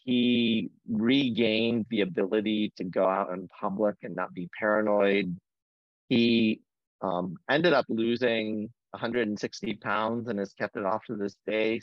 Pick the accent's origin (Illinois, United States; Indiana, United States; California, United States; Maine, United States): Indiana, United States; Fort Wayne; moved away as an adult; also born or lived in St. Louis; now in Boston, United States; I grew up in the Midwest in Fort Wayne, Indiana.